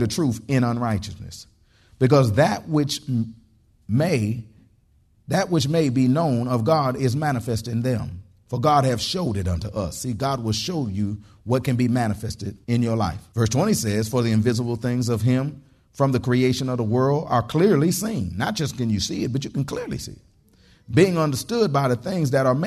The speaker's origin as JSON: {"language": "English", "town": "Detroit", "region": "Michigan", "country": "United States", "tie": "born or raised there", "moved": "yes", "lives_now": "Texas, United States", "said": "I grew up in Detroit, Michigan"}